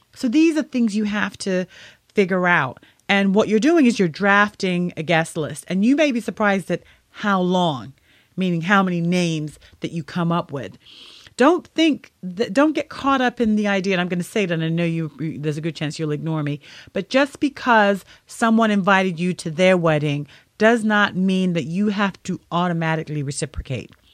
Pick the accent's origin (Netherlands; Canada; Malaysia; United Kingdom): United Kingdom; now in United States; I'm originally from the United Kingdom, and being here in the U S